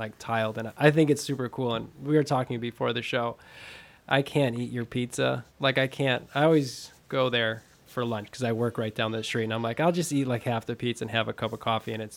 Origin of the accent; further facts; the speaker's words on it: Fond du Lac, Wisconsin, United States; I'm from Fond du Lac, so about an hour north of Milwaukee.